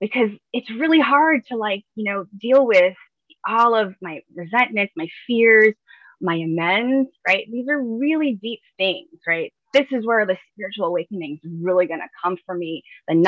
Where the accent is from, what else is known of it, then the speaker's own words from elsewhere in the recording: New York City, New York, United States; growing up in the Bronx